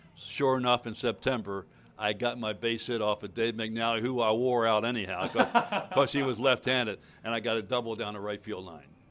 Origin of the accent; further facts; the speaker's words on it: Baltimore, Maryland, United States; moved away; in Baltimore, my hometown